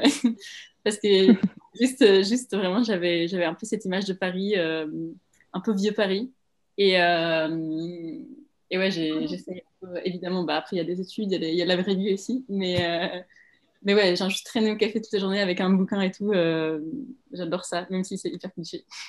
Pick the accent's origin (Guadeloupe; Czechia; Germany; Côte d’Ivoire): Czechia; Prague; now in France; je viens de Prague